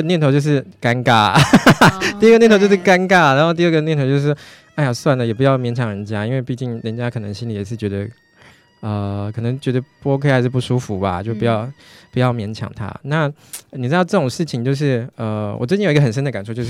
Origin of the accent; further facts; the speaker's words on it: Tainan, Taiwan; 信义啦，信义啦，对不起，那叫信义区。嘿，对，对不起，我是我是台南人嘛。